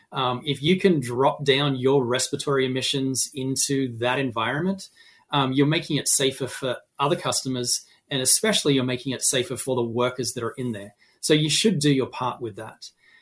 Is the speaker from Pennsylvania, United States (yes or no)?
no; Massachusetts, United States; is my home state in Massachusetts.